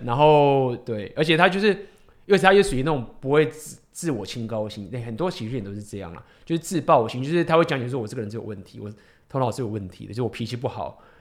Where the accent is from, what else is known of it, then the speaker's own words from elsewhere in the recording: Taiwan; 我们台湾人